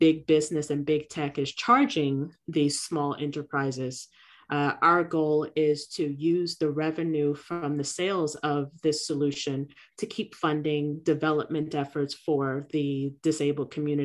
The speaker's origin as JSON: {"language": "English", "town": "New York City", "region": "New York", "country": "United States", "tie": "born or raised there", "moved": "yes", "lives_now": "Florida, United States", "said": "my community growing up in Brooklyn"}